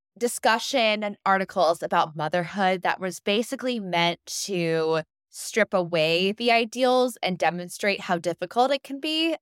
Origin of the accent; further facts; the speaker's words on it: United States; as American women, as American mothers